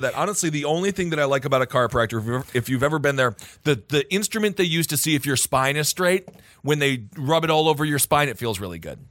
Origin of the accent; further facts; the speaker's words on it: North Dakota, United States; I was born in North Dakota